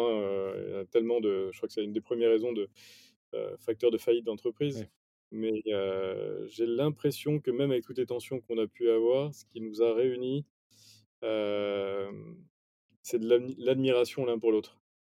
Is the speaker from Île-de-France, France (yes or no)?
yes; Paris, Île-de-France, France; also born or lived in Nice / Mexico / Chile; j'ai grandi à Paris, autour de Paris